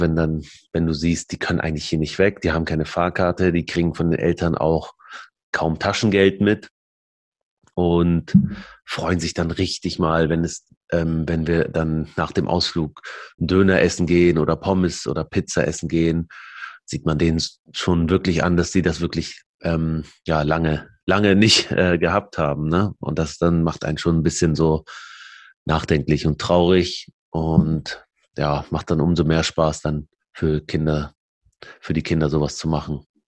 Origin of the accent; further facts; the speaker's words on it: Aurich, Lower Saxony, Germany; also born or lived in Lebanon / Barcelona; now in Hamburg, Germany; wir sind dann aufs Land in, in Aurich, das ist an der Nordseeküste